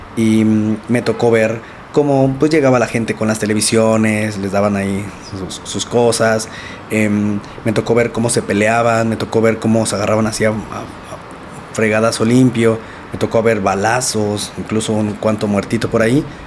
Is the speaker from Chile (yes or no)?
no; Nezahualcóyotl, State of Mexico, Mexico; yo soy de Nezahualcóyotl, de Neza, Estado de México. Crecí en una familia pues realmente pues muy bonita.